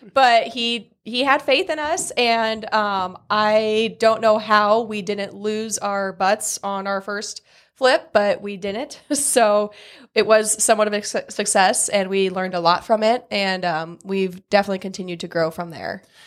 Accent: Newman Grove, Nebraska, United States; moved away as an adult; now in Columbus, United States; so I'm from a small town. It's called Newman Grove, so not Columbus. I'm not originally from Columbus, uh, town of six hundred people.

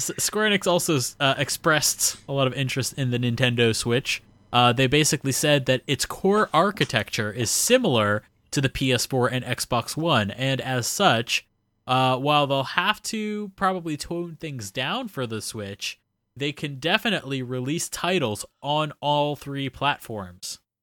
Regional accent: Florida, United States; moved away as an adult; now in Nagasaki, Japan; flying back home

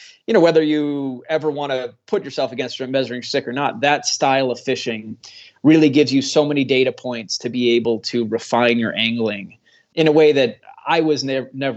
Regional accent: Midwest, United States; I grew up in the Midwest, did a lot of fishing there

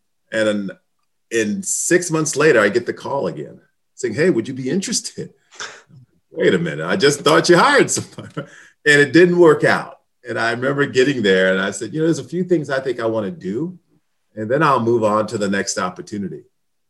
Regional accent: Hillside, New Jersey, United States; I'm from New Jersey, Hillside, New Jersey, and it's a community right near Newark, New Jersey

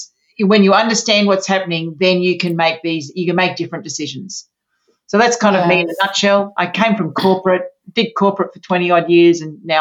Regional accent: Sydney, New South Wales, Australia; So I'm from Australia, mm-hmm. from Sydney, Australia

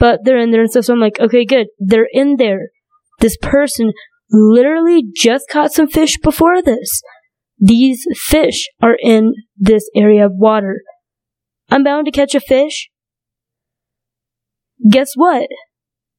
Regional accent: North Dakota, United States; also born or lived in China; grew up in North Dakota

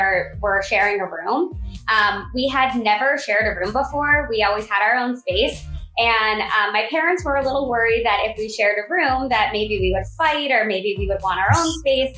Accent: South Florida, United States; I grew up in South Florida, where there is one season all year long, summer

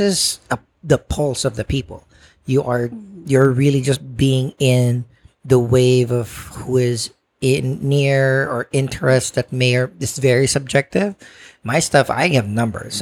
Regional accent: Philippines; now in New York, United States; I grew up in the Philippines where courting is a real thing

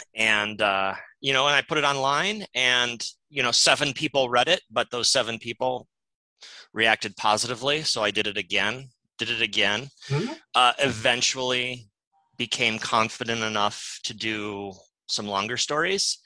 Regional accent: Toledo, Ohio, United States; moved away as an adult; also born or lived in Columbus, Ohio; now in Seattle, United States; I was born and raised in Toledo, Ohio.

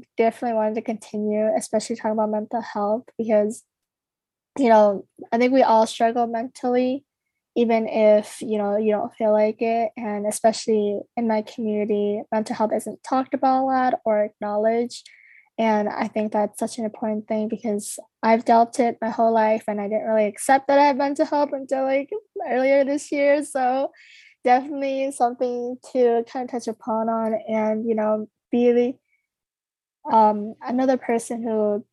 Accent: Minnesota, United States; I was born and raised in Minnesota

